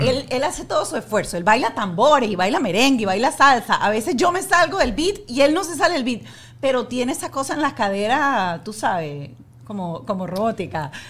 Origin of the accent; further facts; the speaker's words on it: Venezuela; now in Miami, United States; Yo soy venezolana, vivimos aquí